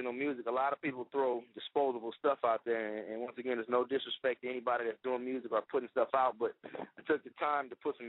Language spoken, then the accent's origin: English; Compton, California, United States; I'm one of Compton's finest, man. You know, I'm born and raised in Compton